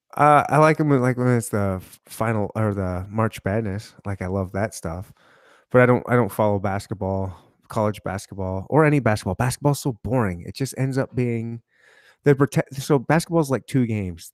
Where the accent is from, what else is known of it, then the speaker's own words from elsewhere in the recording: Michigan, United States; now in Kansas City, United States; I was born and raised in Michigan, so I'm close to Canada also